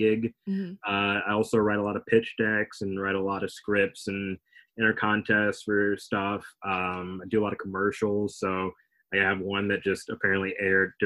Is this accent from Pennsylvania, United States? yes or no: no; Alabama, United States; moved away as an adult; also born or lived in Texas / Chicago; 5 to, like, 21. I was in Alabama